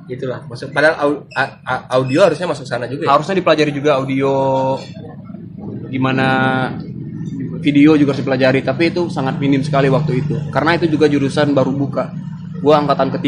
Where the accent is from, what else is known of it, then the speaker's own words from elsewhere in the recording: Padang, West Sumatra, Indonesia; moved away as an adult; now in Jakarta, Indonesia; Gua dari kecil sampai sampai selesai kuliah sampai baru kali ini gue bertahan hidup di Jakarta